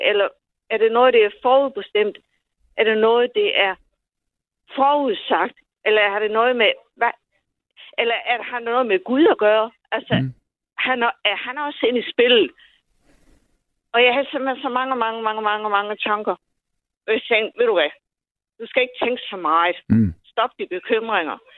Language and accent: Danish; Odense, Southern Denmark, Denmark; accent: Odense; Øh, jeg kommer fra Odense.